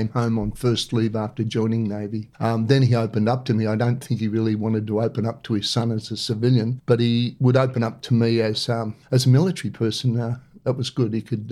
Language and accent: English; Melbourne, Victoria, Australia; Born in Melbourne, Elsternwick, 1950